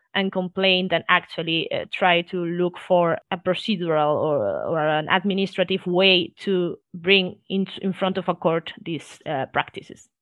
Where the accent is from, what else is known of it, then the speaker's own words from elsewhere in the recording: Spain; I was born here in Spain